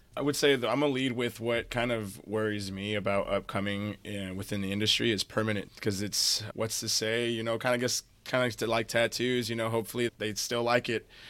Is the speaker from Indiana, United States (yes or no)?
yes; South Bend, Indiana, United States; now in South Florida, United States; I'm originally from South Bend, Indiana